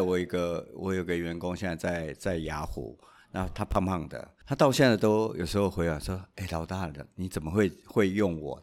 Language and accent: Chinese; Taiwan; 我们台湾人